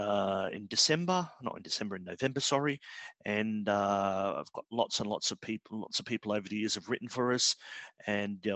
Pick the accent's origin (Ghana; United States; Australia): Australia; moved away as an adult; now in London, United Kingdom; I'm Australian, but my parents are British, and I came here to live in 2011